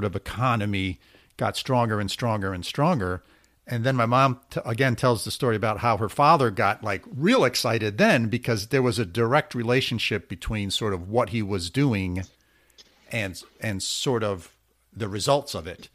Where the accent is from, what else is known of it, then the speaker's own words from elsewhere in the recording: Hungary; I was born in Hungary